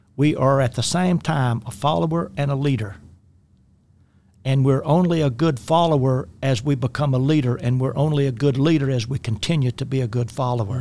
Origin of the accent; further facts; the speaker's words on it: rural Louisiana, United States; I grew up in the Deep South, uh, mid-twentieth century and, uh, rural Louisiana.